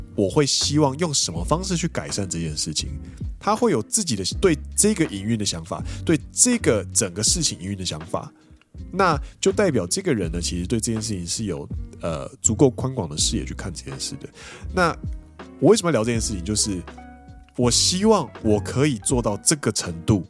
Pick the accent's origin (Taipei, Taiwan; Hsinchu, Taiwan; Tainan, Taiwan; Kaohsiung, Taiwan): Kaohsiung, Taiwan; moved away as an adult; now in Japan; 我是一个土生土长的高雄人